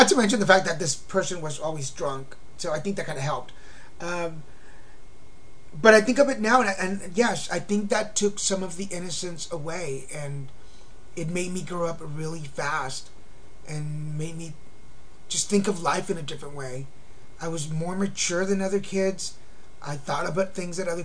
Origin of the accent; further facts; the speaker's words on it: Texas, United States; also born or lived in Mexico; now in Laguna Beach, United States; I was born in Mexico and raised in Texas